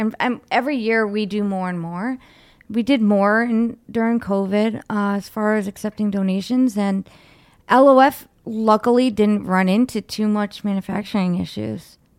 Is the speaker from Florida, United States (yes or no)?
no; Cleveland, Ohio, United States; in Cleveland because that's uh, like where we're from